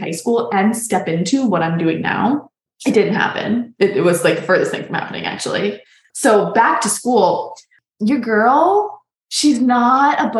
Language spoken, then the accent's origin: English; Boston, Massachusetts, United States; moved away as an adult; also born or lived in New York; now in New Mexico, United States; I'm from Boston